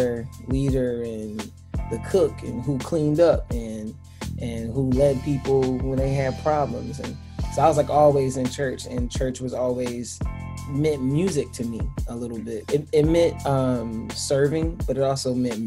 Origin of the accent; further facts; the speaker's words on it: Tallahassee, Florida, United States; growing up in Tallahassee was full of family, full of family, full of friends